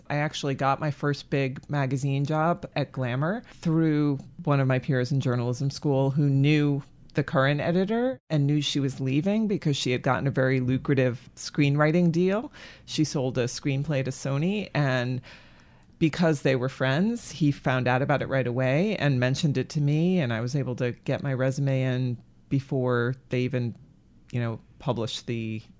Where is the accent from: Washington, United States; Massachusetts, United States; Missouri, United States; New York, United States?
Massachusetts, United States; Framingham; I was born and raised in Massachusetts, outside of Boston, in the burbs, Framingham.